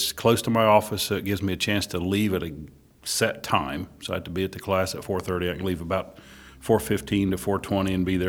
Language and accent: English; Ohio, United States; moved away as an adult; now in Wilmington, United States; I was born and raised in Ohio, moved to Wilmington about 20 years ago.